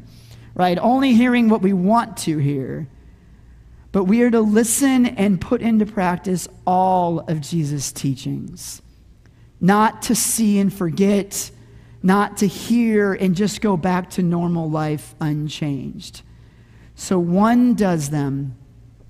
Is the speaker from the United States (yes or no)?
yes; Arizona, United States; Growing up in Arizona, we had this season called the monsoons